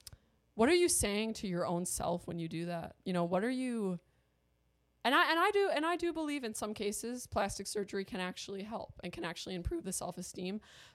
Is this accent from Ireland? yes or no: yes; Ireland; I'll get some Botox because I'm Irish and I'd be wrinkly as hell.